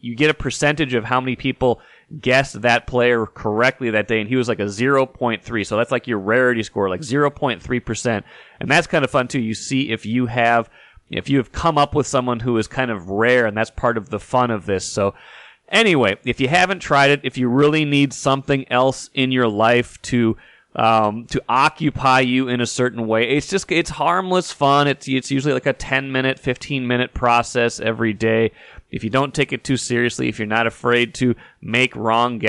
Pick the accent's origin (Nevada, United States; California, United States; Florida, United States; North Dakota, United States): North Dakota, United States; I was, you know, 8, 9, 10 years old growing up in North Dakota